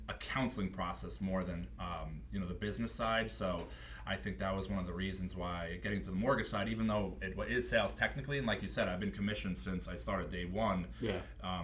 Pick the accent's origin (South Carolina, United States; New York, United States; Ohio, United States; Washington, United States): New York, United States; Smithtown; I grew up in Smithtown, went to Chaminade, took the train 4 years